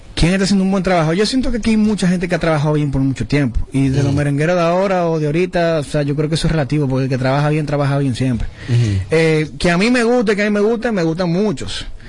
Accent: Dominican Republic; como dominicano

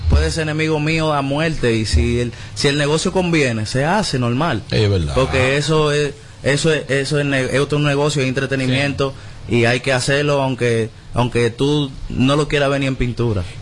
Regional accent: Dominican Republic; tal, como soy dominicano, tú sabes que eh, el género dominicano es, una chulería, pero un poquito complicado.

